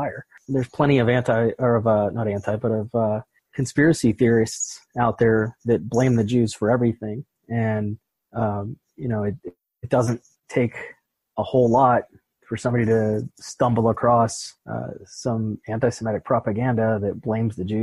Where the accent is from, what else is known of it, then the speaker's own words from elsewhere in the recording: Pittsburgh, Pennsylvania, United States; moved away; I'm originally from Pittsburgh